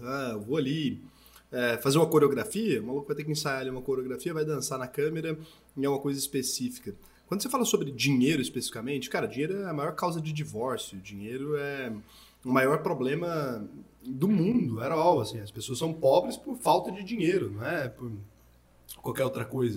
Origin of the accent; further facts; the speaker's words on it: Goiás, Brazil; Eu sou goiano